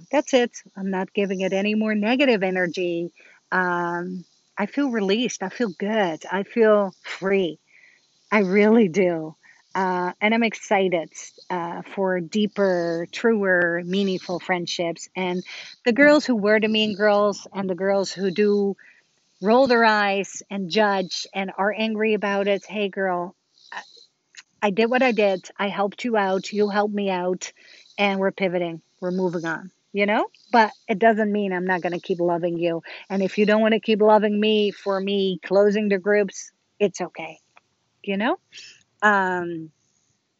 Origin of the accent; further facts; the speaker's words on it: Netherlands; now in United States; I'm from Holland and I talk to my family in Holland